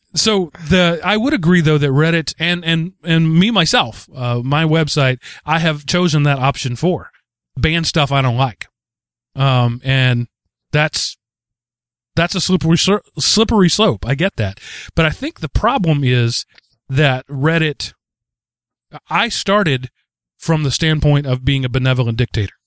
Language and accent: English; Texas, United States; I come from Texas, where unions are illegal